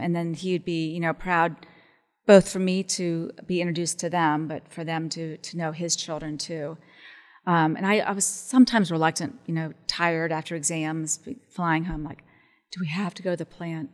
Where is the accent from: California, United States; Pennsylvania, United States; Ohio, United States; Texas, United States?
Ohio, United States; Columbus; I was from Columbus